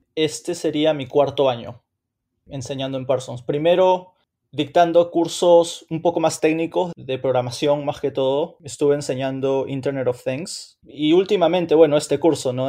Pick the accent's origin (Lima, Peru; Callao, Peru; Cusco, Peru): Lima, Peru; moved away as an adult; now in New York, United States; soy limeño, nací y crecí en Lima, en Perú y a los 17 o casi 18 años me mudé a Estados Unidos.